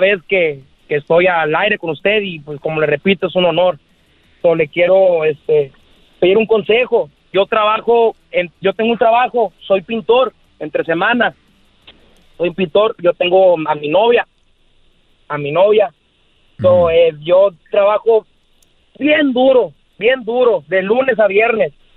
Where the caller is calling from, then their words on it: Guaymas, Sonora, Mexico; Te escucho desde Guaymas, Sonora